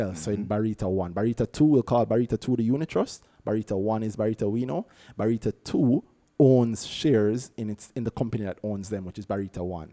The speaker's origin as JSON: {"language": "English", "country": "Jamaica", "said": "I am a Jamaican, which means I love my family, my country, God up above, and KFC Jamaica"}